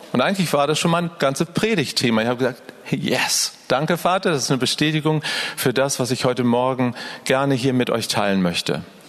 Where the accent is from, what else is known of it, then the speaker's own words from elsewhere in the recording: Northern Germany, Germany; Ich bin ein Norddeutscher und bei uns ist viel grauer Himmel